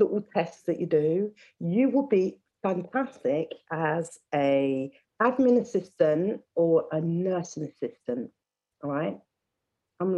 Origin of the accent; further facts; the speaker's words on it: Leicester, East Midlands, United Kingdom; I grew up in Leicester